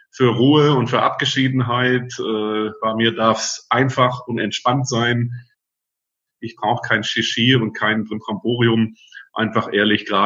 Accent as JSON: {"language": "German", "town": "Friedrichshafen", "region": "Baden-Württemberg", "country": "Germany", "said": "und eigentlich komme ich vom Bodensee, bin gebürtiger Schwabe aus Friedrichshafen."}